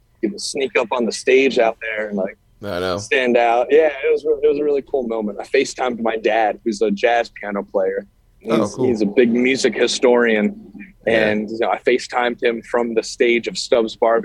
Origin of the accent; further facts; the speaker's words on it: Annapolis, Maryland, United States; also born or lived in Delaware; I grew up in Annapolis